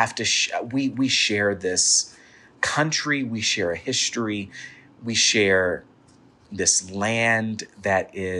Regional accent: Texas, United States; I'm a Black Southern queer person, and really in my community of origin, my Afro-Baptist church I grew up in Texas

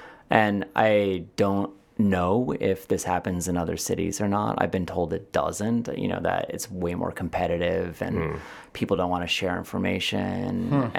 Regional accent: East Coast, United States; I know what TCBY is. I'm from the East Coast.

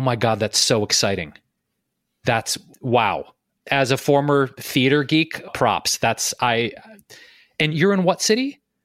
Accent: Detroit, Michigan, United States; I'm also a Midwesterner, by the way, Meredith. I, I grew up in Detroit

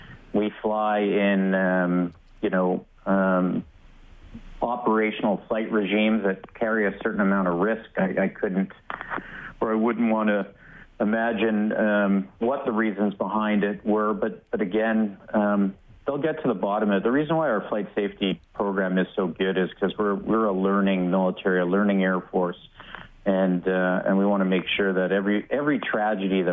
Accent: Canada; as a Canadian

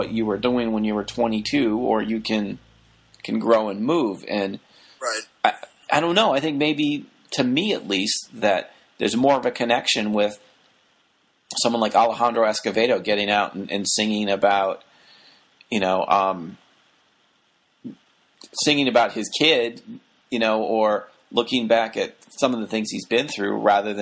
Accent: Ann Arbor, Michigan, United States; my hometown

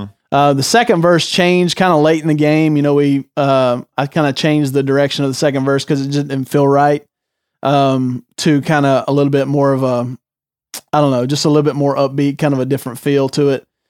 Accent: Greer, South Carolina, United States; born or raised there; moved away as an adult

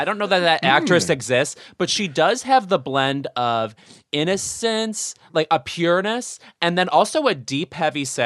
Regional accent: Midwest, United States; I'm from the Midwest

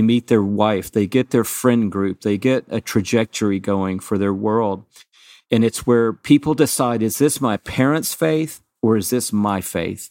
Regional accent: Atlanta, Georgia, United States; growing up in Atlanta, Georgia. I went to Georgia State University

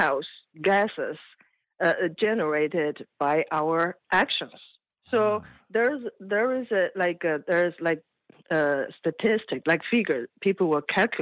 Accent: China; moved away; I came from China. When I was a kid, we were poor

